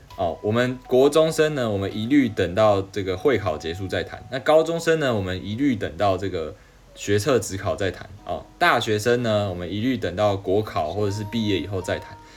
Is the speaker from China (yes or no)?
no; Taiwan; accent: Taiwanese accent; 我应该一口就是台湾腔吧